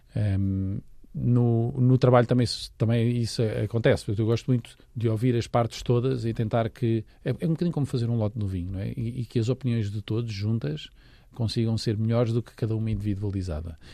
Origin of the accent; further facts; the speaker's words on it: Lisbon, Portugal; Eu sou de Lisboa, portanto estou aqui ao lado